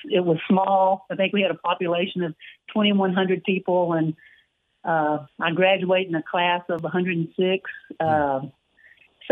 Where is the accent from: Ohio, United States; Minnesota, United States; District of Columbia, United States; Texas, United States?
Texas, United States; Waco; growing up in Waco, always a Baylor fan